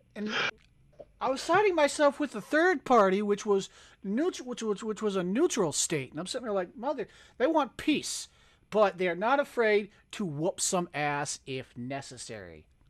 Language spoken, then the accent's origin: English; United States; I'm American